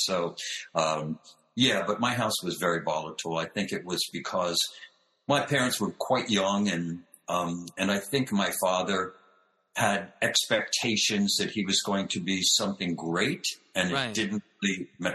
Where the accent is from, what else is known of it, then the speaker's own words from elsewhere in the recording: outside of Philadelphia, Pennsylvania, United States; I grew up outside of Philadelphia